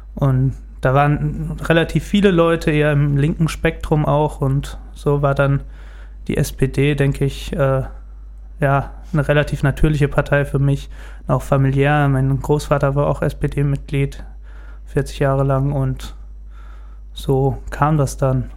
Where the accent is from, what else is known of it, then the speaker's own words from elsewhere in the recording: Gelnhausen, Hesse, Germany; bin in Gelnhausen geboren und auch hier aufgewachsen